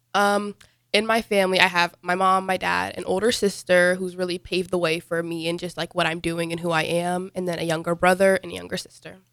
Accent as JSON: {"language": "English", "country": "United States", "tie": "born or raised there", "also_born_or_lived": "Dubai / Sudan", "said": "I was born in Dubai, though, and then I was born in two thousand eight. My parents moved to America two thousand nine."}